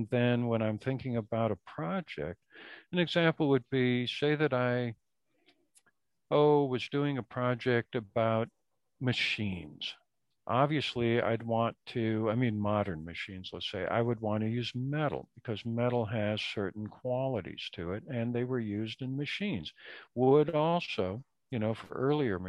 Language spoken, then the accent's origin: English; Minnesota, United States; now in East Coast, United States; I grew up in Minnesota